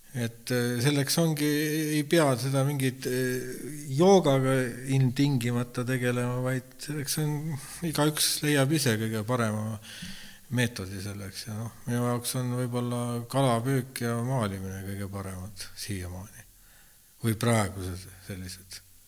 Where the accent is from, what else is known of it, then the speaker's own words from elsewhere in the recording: Estonia; ma olen siia sündinud